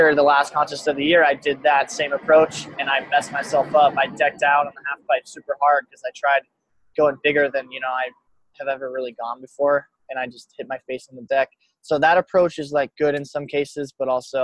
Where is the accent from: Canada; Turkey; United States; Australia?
United States; Telluride, Colorado; also born or lived in Montrose, Colorado; growing up in Telluride